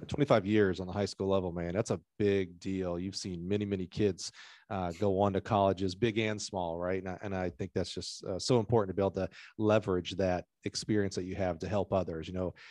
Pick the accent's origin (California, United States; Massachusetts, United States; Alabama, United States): Alabama, United States; growing up in Alabama